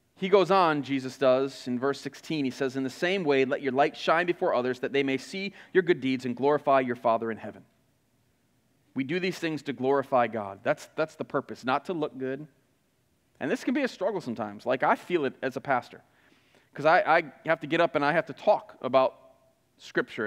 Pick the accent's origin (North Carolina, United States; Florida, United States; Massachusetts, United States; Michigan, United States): Michigan, United States; Flint; moved away; I grew up in Flint